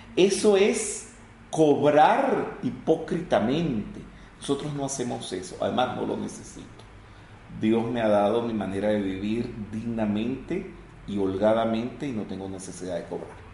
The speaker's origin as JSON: {"language": "Spanish", "country": "Venezuela"}